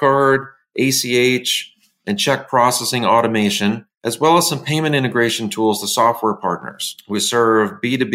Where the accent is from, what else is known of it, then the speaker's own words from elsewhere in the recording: Tarrytown, New York, United States; I was born in Tarrytown, New York, about 45 minutes north of New York City, and spent the first 10 years or so of my life in that surrounding area